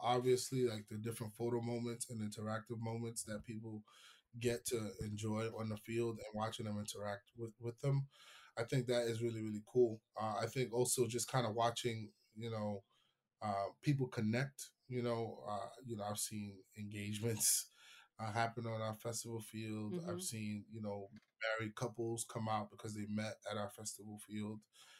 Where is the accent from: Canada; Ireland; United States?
United States; New York; I mean, I'm a New Yorker, man.